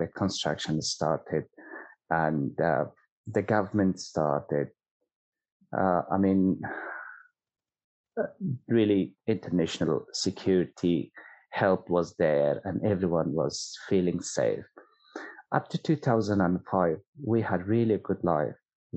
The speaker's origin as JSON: {"language": "English", "region": "Kabul", "country": "Afghanistan", "tie": "born or raised there", "also_born_or_lived": "Pakistan", "second_language": "English", "moved": "as an adult", "lives_now": "Australia", "said": "I was born in Kabul, and my father and my mom, they both grown in Kabul, and they were sort of, that was their home"}